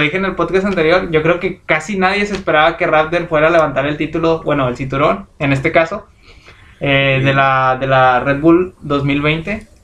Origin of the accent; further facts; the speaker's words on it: Mexico; nosotros somos mexicanos.